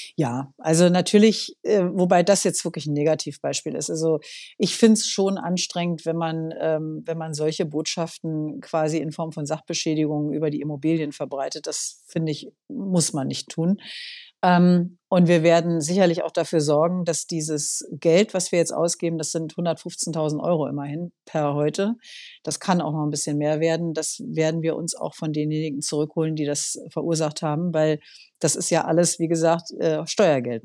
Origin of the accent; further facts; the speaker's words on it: Berlin, Germany; ich bin in Berlin geboren, also äh, bin hier aufgewachsen, immer schon in dieser Stadt